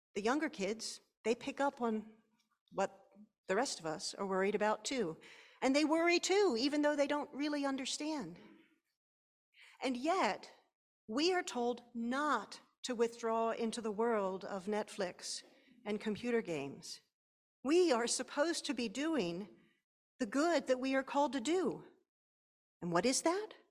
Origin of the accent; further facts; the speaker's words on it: Pennsylvania, United States; my home state of Pennsylvania